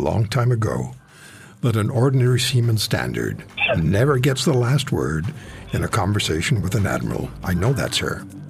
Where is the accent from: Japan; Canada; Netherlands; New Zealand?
Canada; Our governments like to get out there and push the fact that we're Canadian, we're contributors.